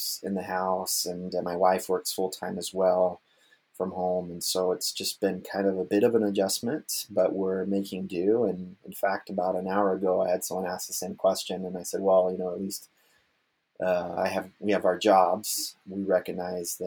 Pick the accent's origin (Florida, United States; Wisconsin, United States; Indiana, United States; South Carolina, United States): Florida, United States; now in Kalamazoo, United States; I'm originally from Florida. I'm a 13th generation Floridian